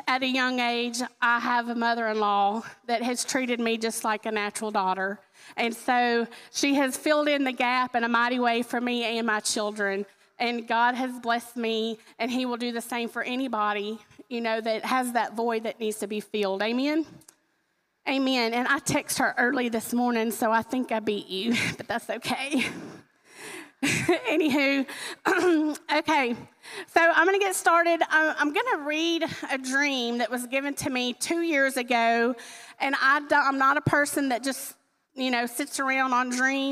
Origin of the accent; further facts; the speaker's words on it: Louisiana, United States; I'm from Louisiana